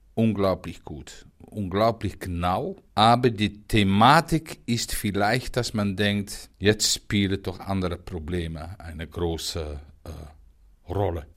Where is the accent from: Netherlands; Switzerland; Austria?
Netherlands; near Rotterdam, South Holland; German is a second language; also born or lived in Ruhr area, Germany; now in Germany; ich bin in der Nähe von Rotterdam geboren, in einem Dorf